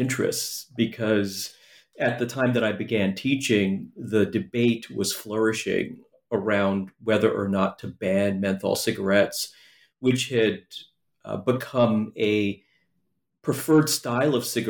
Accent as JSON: {"language": "English", "town": "New York City", "region": "New York", "country": "United States", "tie": "born or raised there", "said": "there's a long backstory to my interest in menthol cigarettes that dates to my childhood growing up in New York City."}